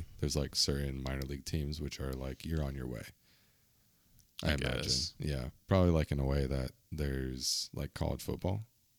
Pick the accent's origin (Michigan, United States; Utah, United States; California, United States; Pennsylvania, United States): California, United States; San Diego; I'm from San Diego. We got hockey here, bro.